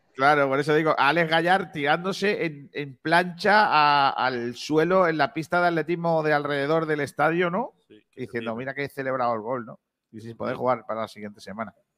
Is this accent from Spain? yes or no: yes; Rincón de la Victoria, Andalusia, Spain